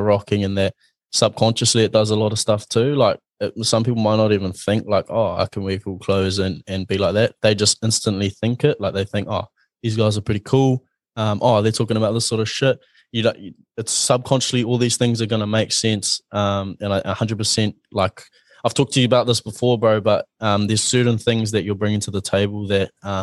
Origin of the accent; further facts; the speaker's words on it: Mount Maunganui, Bay of Plenty, New Zealand; I'm from Mount Maunganui